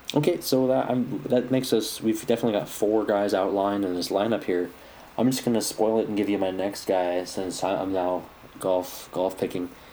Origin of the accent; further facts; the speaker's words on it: United States; I'm an American